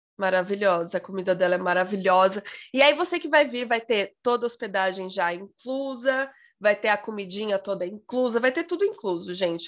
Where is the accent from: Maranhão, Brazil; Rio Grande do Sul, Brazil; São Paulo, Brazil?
São Paulo, Brazil; eu sou paulista